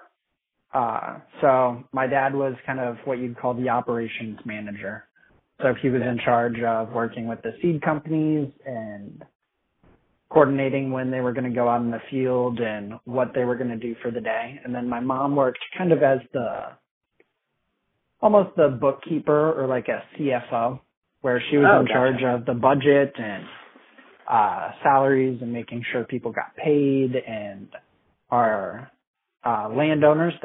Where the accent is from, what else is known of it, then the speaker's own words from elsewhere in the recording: Iowa, United States; moved away as an adult; now in Kansas City, United States; I grew up in Iowa on a family farm